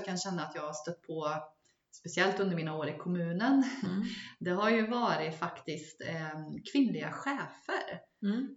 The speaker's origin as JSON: {"language": "Swedish", "region": "Gotland", "country": "Sweden", "tie": "born or raised there", "said": "jag växte upp på Gotland"}